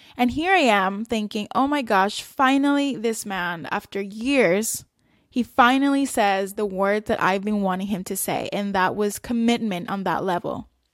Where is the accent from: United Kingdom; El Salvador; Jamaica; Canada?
El Salvador; moved away; also born or lived in South Korea / Qatar; I grew up in El Salvador. We had then moved to South Korea, and from there we moved to Qatar